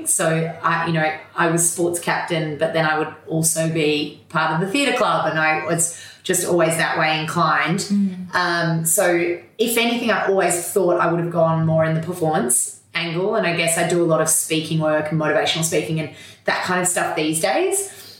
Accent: Melbourne, Victoria, Australia; Oh, I'm a Melbourne girl, so born and bred, and grew up in a super active, sporty family.

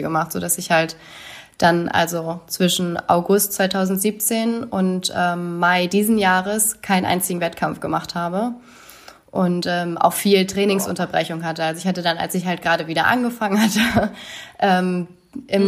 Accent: Oldenburg, Lower Saxony, Germany; mein Heimatort in Oldenburg

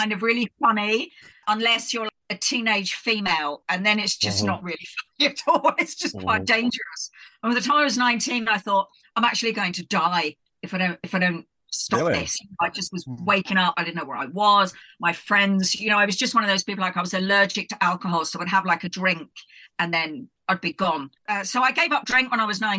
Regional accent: London, United Kingdom; also born or lived in Scotland; I grew up, my parents were Irish, and I grew up in London.

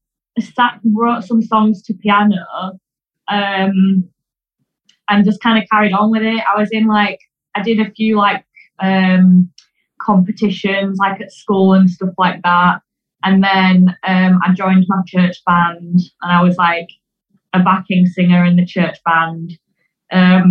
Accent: Yorkshire and the Humber, United Kingdom; moved away as an adult; now in Manchester, United Kingdom; I'm from Silston in West Yorkshire

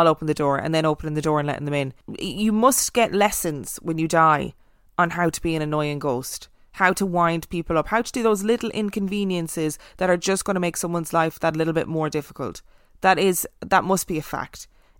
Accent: Miami, Florida, United States; This faith in animals' ability to sense things stems from my one unexplainable experience back in my hometown of Miami, which is a wonderfully warm and colourful city

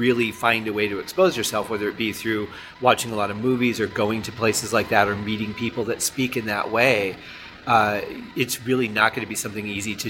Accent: Detroit, Michigan, United States; moved away; also born or lived in Colorado Springs, Colorado; when I was growing up in Detroit, of course, the language and the dialect was a little bit different than it was when I moved to Colorado Springs.

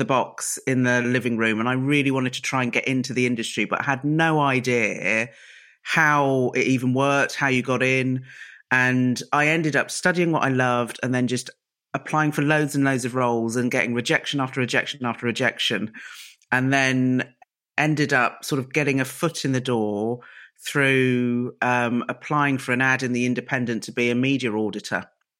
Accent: Reading, South East England, United Kingdom; So I grew up in Reading, which is known as Mini Barbados. And my mum and dad are typical first generation sort of immigrants to the UK

